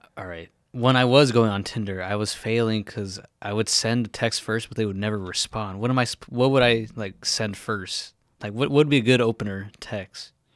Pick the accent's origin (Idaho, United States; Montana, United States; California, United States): California, United States; Orange County; I'm from Orange County